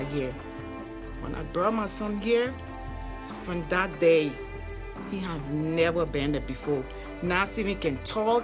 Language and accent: English; Liberia; moved away; I'm from West Africa, Liberia